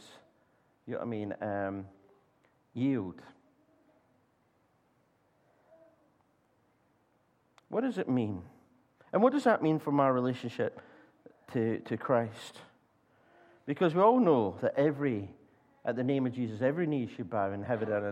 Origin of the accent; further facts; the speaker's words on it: Scotland, United Kingdom; I'm Scottish